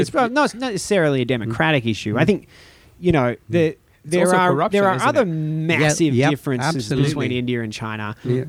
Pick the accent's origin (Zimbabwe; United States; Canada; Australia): Australia; also born or lived in Shanghai; now in Hong Kong; I come from Australia